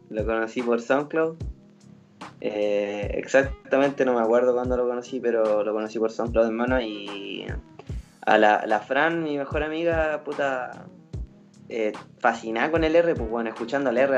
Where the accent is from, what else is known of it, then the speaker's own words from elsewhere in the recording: Vallenar, Atacama, Chile; mi amigo es de Curunilahue yo soy de de Vallenar.